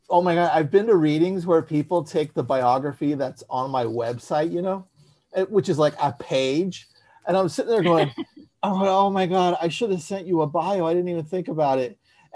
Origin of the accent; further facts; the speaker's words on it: San Francisco, California, United States; now in Los Angeles, United States; Because I'm relatively new to Los Angeles. I grew up in San Francisco.